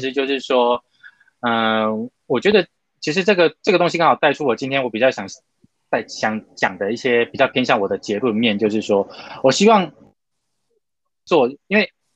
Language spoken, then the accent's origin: Chinese; southern Taiwan, Taiwan; first language Mandarin; moved away as an adult; also born or lived in Taipei, Taiwan; now in Japan; 尤其我是南部长大的